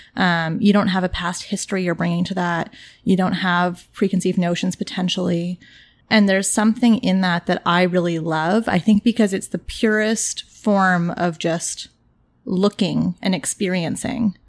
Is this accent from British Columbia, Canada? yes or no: no; Toronto, Ontario, Canada; I grew up in Toronto. I grew up in the east end of Toronto in a neighborhood called The Beaches